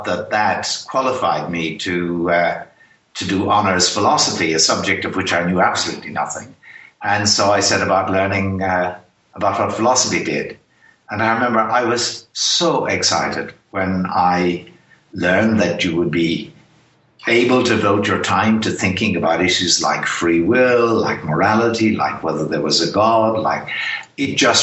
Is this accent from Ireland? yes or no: yes; Ireland; accent: Irish; I'm Irish by background. It's probably obvious from my accent